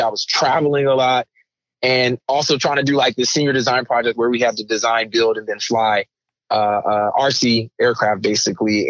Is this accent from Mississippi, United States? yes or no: no; Raytown, Missouri, United States; also born or lived in Kaiserslautern, Germany; came to the states and did most of my growing up in Raytown, Missouri, which is a suburb of Kansas City, Missouri